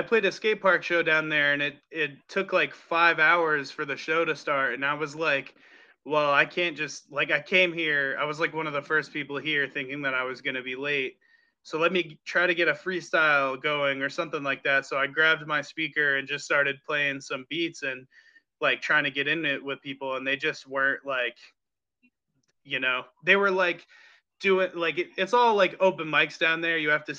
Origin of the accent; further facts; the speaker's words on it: New England, United States; even though I come from New England, I want to kind of like see all the different places